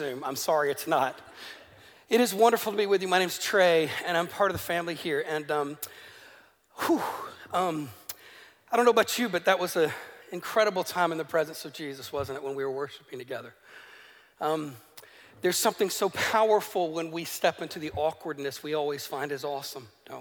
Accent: the American South, United States; moved away as an adult; now in Northern Ireland, United Kingdom; Where I grew up in America, that's a part of America that fought in a civil war.

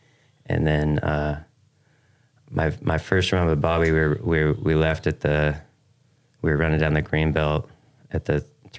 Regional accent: Seattle, Washington, United States; moved away as an adult; also born or lived in Houston, Texas; now in Austin, United States; Well, I'm from Seattle. Grew up there all my life, on the east side of Seattle, like the Redmond, Bellevue area. And then my family moved to Oregon right around 2000, 2001, but I stayed in Seattle. And then I moved to Texas

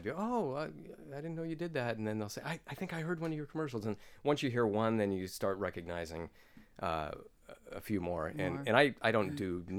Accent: Stockton, California, United States; I love my hometown

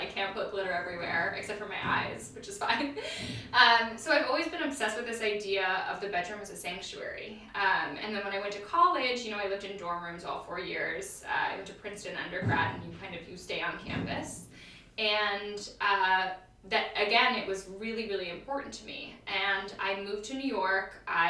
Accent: London, United Kingdom; also born or lived in Tokyo, Japan; So I was born in London, and then we were in Tokyo, and then back to London. And throughout that entire time period, we always would move neighborhoods.

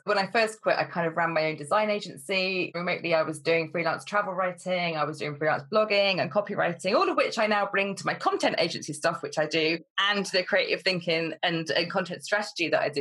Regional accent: Cambridgeshire, East of England, United Kingdom; also born or lived in London; I moved back up to Cambridgeshire

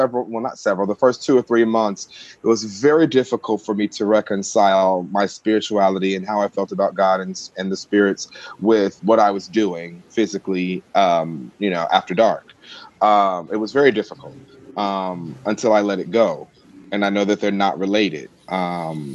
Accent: Mississippi, United States; moved away; I come from the South, from Mississippi originally, and I am the black sheep of my family

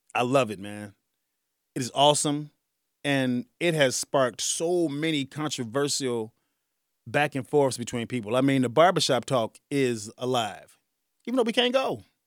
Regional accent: Chicago, Illinois, United States; I'm from the south side of Chicago

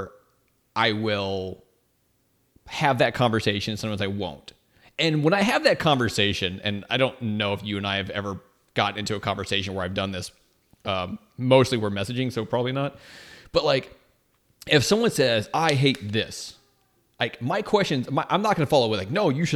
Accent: United States; as an American

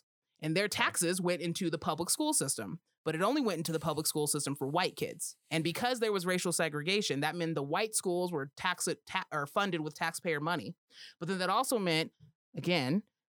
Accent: Colorado, United States; And I'm from Colorado, so I say all the letters in a word, unfortunately.

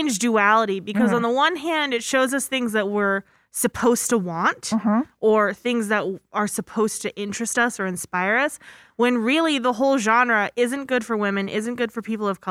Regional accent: East Coast, United States; now in Tucson, United States; I'm from the East Coast

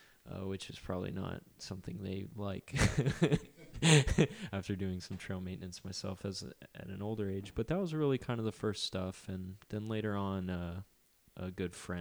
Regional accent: South Florida, United States; I grew up in South Florida

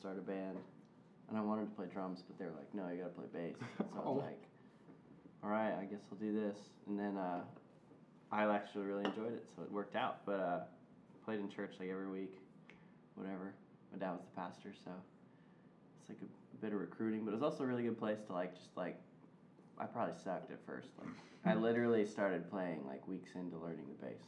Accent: Reading, Pennsylvania, United States; moved away as an adult; There wasn't much of like a music market in my hometown of Reading, Pennsylvania

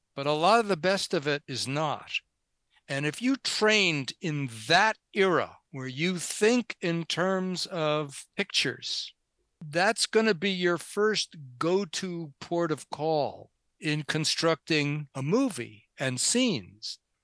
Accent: New York, United States; now in Santa Monica, United States; I grew up in New York

